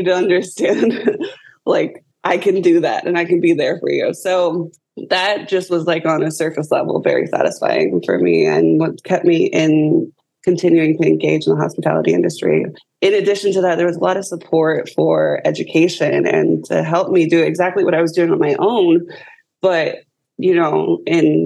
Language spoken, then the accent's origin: English; Southern California, United States; now in Orlando, United States; I grew up in Southern California